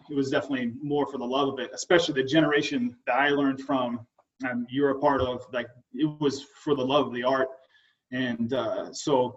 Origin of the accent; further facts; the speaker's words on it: Oregon, United States; I've lived in Oregon my whole life